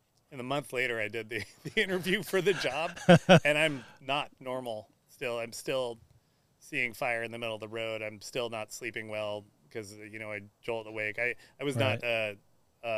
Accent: Riverside, California, United States; I grew up in Riverside

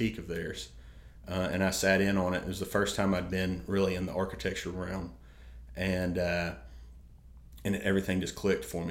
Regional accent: Jackson, Tennessee, United States; I'm from Jackson. Grew up here

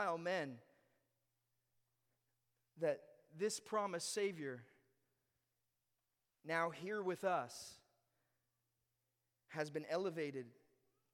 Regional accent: Ontario, Canada; moved away; I was born in Ontario and then I moved here

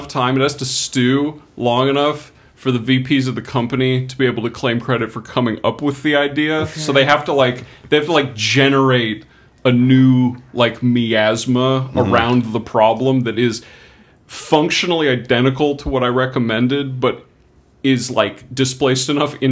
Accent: United States; As an American

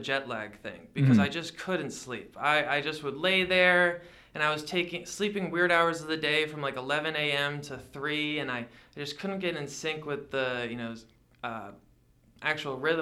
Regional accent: Connecticut, United States; now in Yakima, United States; I grew up in Connecticut

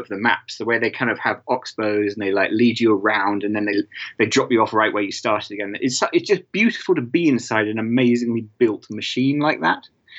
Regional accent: United States; born there; I was born in the States. And my family, my dad's American and my mum is English.

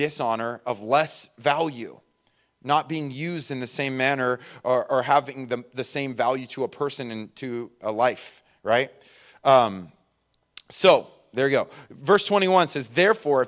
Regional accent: Inland Empire, California, United States; moved away; I was from the Inland Empire, and that is a legit thing out there

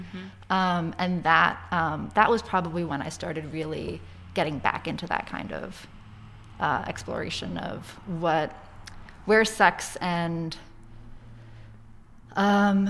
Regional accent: Boston, Massachusetts, United States; I am from Boston

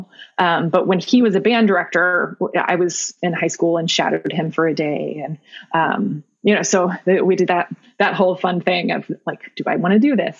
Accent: Newton, Illinois, United States; now in Chicago area, United States; Middle of nowhere, Southern Illinois. I went to high school at Newton High School.

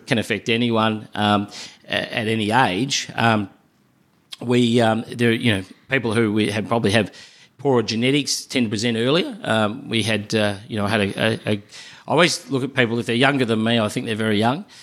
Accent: Melbourne, Victoria, Australia; also born or lived in Adelaide; my hometown in Melbourne

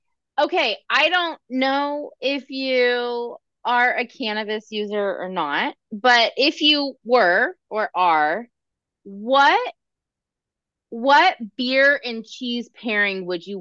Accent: Northern California, United States; I'm from Northern California.

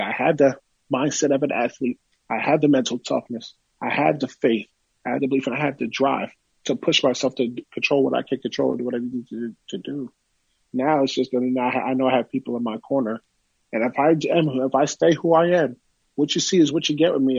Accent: Woodbridge, New Jersey, United States; my hometown of Woodbridge, New Jersey

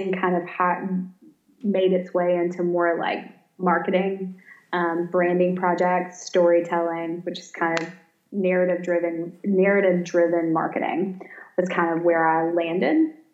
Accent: Savannah, Georgia, United States; moved away as an adult; also born or lived in Birmingham, Alabama; now in Coleman, Alabama, United States; I'm from Savannah, born and raised

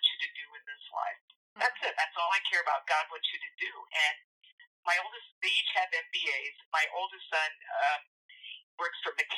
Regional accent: United States; I grew up in a Filipino culture in the United States

